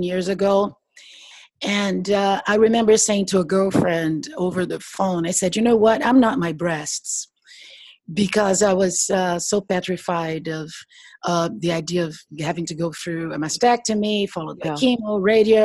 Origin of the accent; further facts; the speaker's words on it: Brazil; now in New York City, United States; I am Brazilian. I came from Brazil.